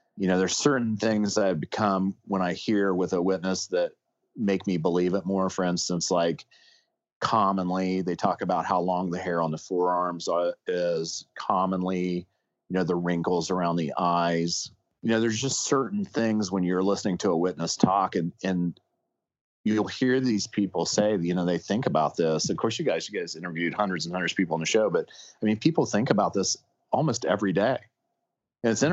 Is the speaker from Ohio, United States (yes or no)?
yes; Ohio, United States; now in West Virginia, United States; I grew up in Ohio and I came to West Virginia